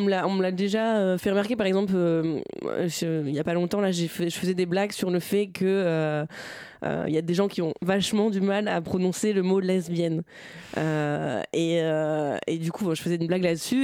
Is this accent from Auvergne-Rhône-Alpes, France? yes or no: no; Bernay, Normandy, France; also born or lived in Tours; now in Paris, France; J'ai grandi dans l'heure dans une ville qui s'appelle Bernay